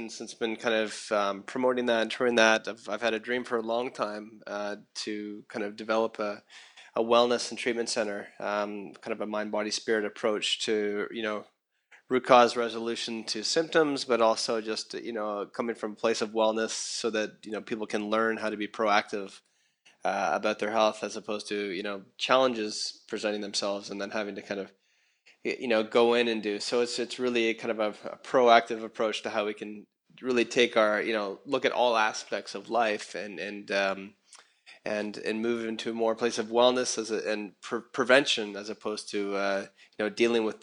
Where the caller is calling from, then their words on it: Costa Rica; So I'm I'm uh, I'm speaking from Costa Rica, in the jungle and the rainforest, and some really interesting and fun things going on that are inspiring me here.